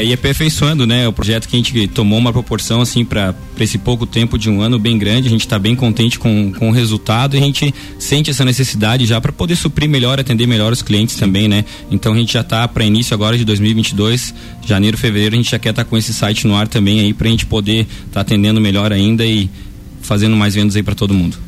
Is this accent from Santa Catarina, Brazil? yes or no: yes; Lages, Santa Catarina, Brazil; Sou natural aqui da cidade de Lages